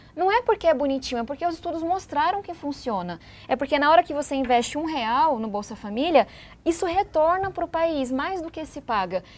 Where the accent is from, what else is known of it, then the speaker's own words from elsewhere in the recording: São Paulo, Brazil; Eu venho da periferia de São Paulo